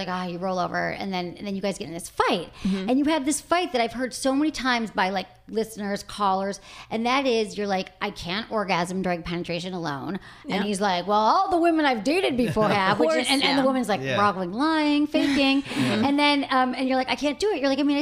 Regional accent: Michigan, United States; I'm from Michigan

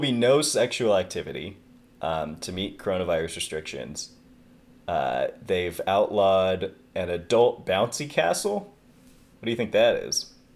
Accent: near Microsoft headquarters, Washington, United States; I grew up not too far from the Microsoft headquarters

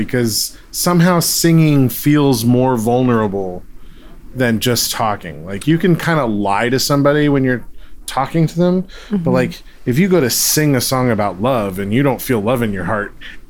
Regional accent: Philippines; I'm Filipino.

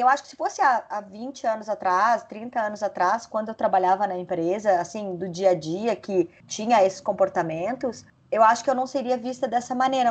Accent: Lages, Santa Catarina, Brazil; eu sou de Lages, que é uma cidade muito conservadora

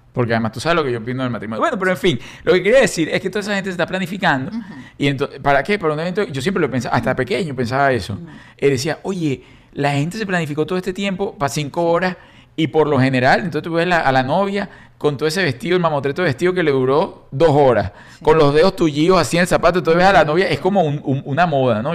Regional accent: Caracas, Capital District, Venezuela; moved away; yo fui paje, era, salí en todos los periódicos de Caracas, de la Socialité de Caracas

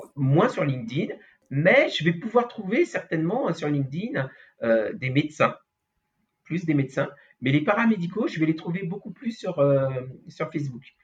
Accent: Paris, Île-de-France, France; also born or lived in Antilles (ancestry); je suis d'origine euh, antillaise, même si je suis né euh, sur Paris, dans le 6 sixième en plus

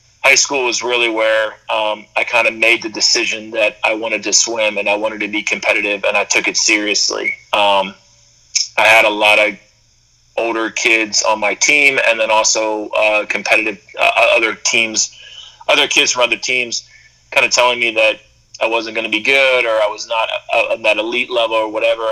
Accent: just outside of Philadelphia, Pennsylvania, United States; I grew up in just outside of Philadelphia

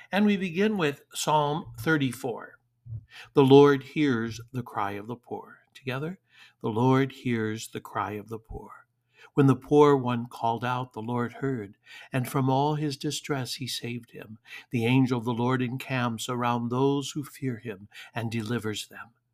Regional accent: Detroit, Michigan, United States; moved away; growing up in Detroit

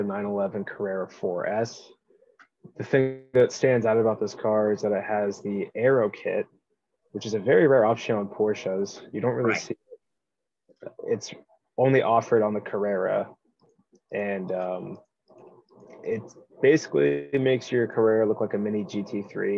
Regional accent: Cincinnati, Ohio, United States; I grew up in Cincinnati, Ohio

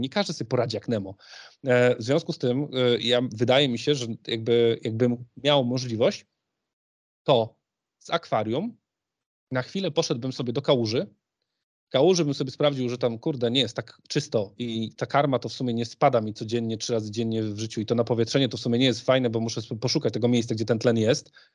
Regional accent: Poznań, Greater Poland, Poland; Jestem w, z Poznania, w Poznaniu się uczyłem

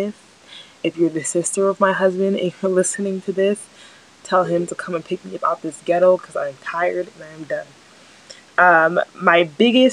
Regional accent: New Jersey, United States; also born or lived in Nigeria / Albany, New York; I'm from New Jersey. I have lived in New Jersey my entire life.

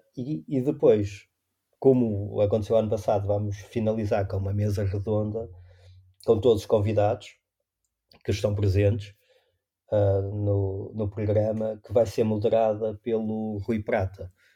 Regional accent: Maia, Norte, Portugal; also born or lived in Porto; eu nasci no Porto, mas os meus pais vivem na Maia e eu vivi e estudei até ir para, para a universidade na Maia

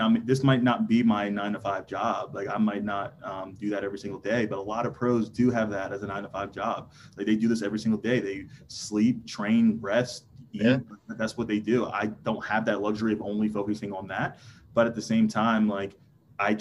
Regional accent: New Jersey, United States; also born or lived in King of Prussia, Pennsylvania; it's an hour to where we were from, South Jersey

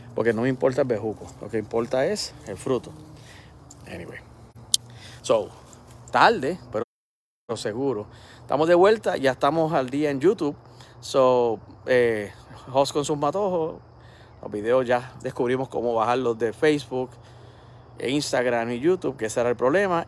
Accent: Puerto Rico; soy boricua

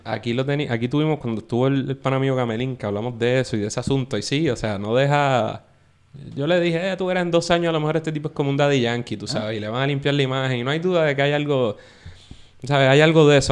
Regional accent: Puerto Rico; nosotros como puertorriqueños

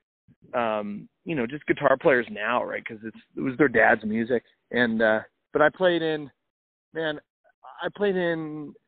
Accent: Danville, California, United States; moved away as an adult; also born or lived in Edmonton, Alberta; now in Nashville, United States; I am from San Francisco originally, just outside a little town called Danville, California

